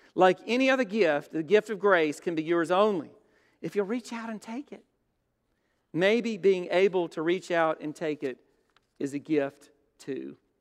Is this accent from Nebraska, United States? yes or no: no; Brookhaven, Mississippi, United States; There was a big steeple church in Brookhaven